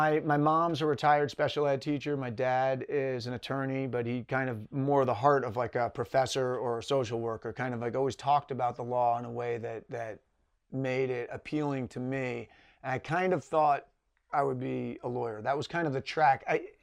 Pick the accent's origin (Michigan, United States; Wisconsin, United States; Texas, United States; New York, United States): New York, United States; now in Los Angeles, United States; I'm the youngest of three. I grew up in Westchester County, New York, a little outside New York City.